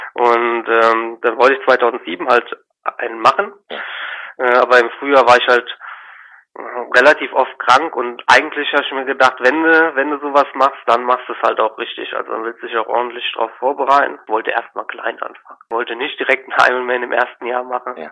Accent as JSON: {"language": "German", "area": "Eidelborn", "region": "Rhineland-Palatinate", "country": "Germany", "tie": "born or raised there", "said": "ich bin in Eidelborn aufgewachsen, da lebe ich jetzt noch, das ist zwischen Koblenz und Montabaur."}